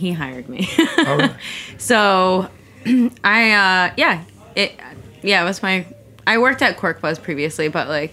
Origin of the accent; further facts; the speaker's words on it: New England, United States; I am from New England